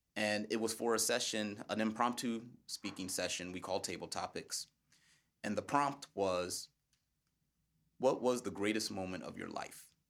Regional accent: United States; As an American speaker

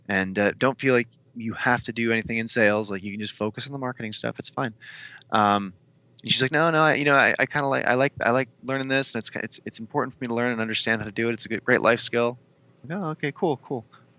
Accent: Midwest, United States; I'm from the Midwest, so I have to agree.

